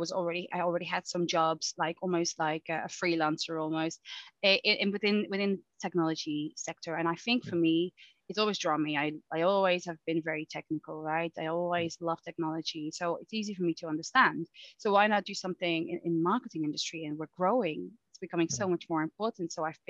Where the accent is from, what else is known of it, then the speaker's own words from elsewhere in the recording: Netherlands; now in United Kingdom; when I moved from the Netherlands to the UK, it was actually because I really wanted to do a master's degree, but I also really love the UK.